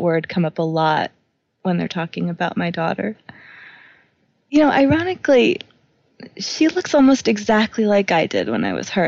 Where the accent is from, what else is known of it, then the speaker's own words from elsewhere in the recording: New York, United States; I grew up in New York